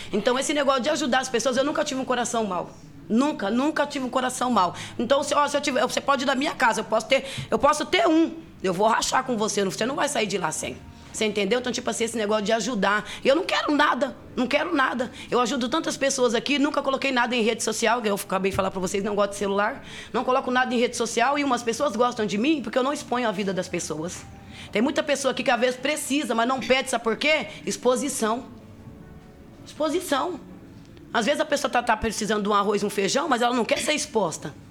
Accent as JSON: {"language": "Portuguese", "town": "Toledo", "region": "Paraná", "country": "Brazil", "tie": "born or raised there", "moved": "yes", "lives_now": "Londrina, Brazil", "said": "em Toledo, sou de Toledo."}